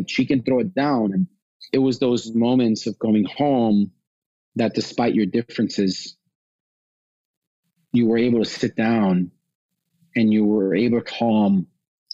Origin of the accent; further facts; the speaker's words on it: Chicago, Illinois, United States; I was born in Chicago, first generation born in Chicago in the United States